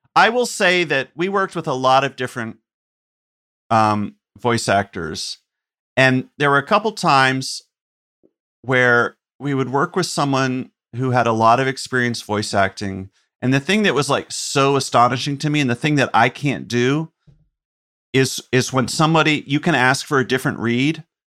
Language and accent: English; Chapel Hill, North Carolina, United States; the town I grew up in in North Carolina, Chapel Hill